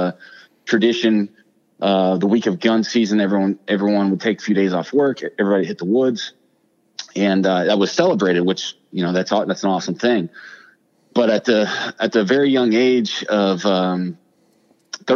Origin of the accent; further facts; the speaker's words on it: Ohio, United States; born and raised in Ohio